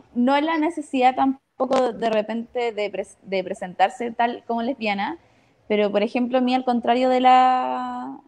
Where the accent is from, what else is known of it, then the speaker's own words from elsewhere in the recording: Iquique, Tarapacá, Chile; moved away as an adult; now in Santiago, Chile; yo soy del norte, de Iquique. Eh, crecí toda mi vida ahí